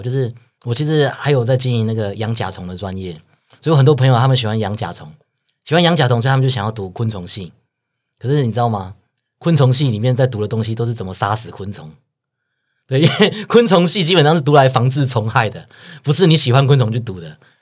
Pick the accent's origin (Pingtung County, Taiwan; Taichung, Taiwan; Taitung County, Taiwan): Pingtung County, Taiwan; now in Taipei, Taiwan; 我们都是屏东人，我们觉得两个人就是也是各自有不同来台北打拼的这个故事背景